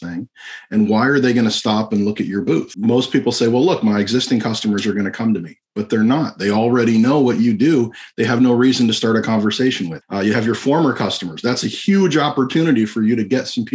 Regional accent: Florida, United States; I'm a magician from Florida

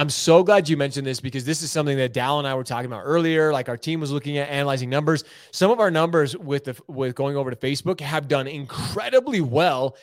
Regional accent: Utah, United States; also born or lived in Michigan; Being from Michigan, born in Michigan, I typically don't say that 'cause I always say I'm from Utah 'cause I'm a Utah dude.

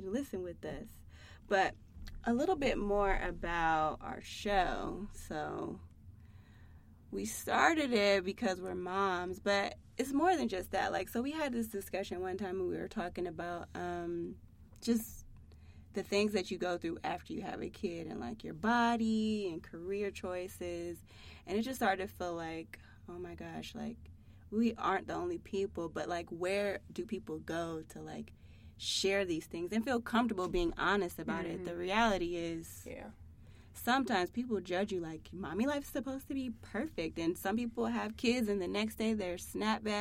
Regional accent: Akron, Ohio, United States; now in Columbus, United States; I am originally from Akron, Ohio, but now I live here in Columbus

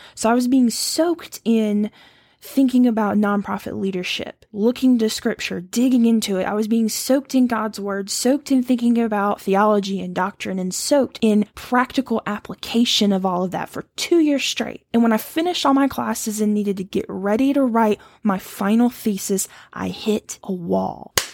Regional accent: Louisiana, United States; moved away as an adult; also born or lived in Ohio; I grew up in Louisiana

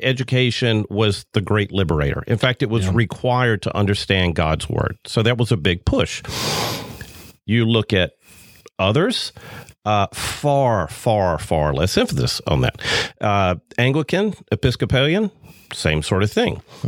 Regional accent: the South, United States; growing up in the South

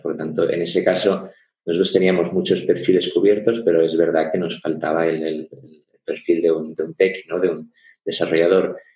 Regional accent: Barcelona, Catalonia, Spain; moved away as an adult; now in Munich, Germany; yo soy, soy de Barcelona, pero ya hace ocho años que, que vivo en Alemania, en Múnich porque soy medio alemán, medio español

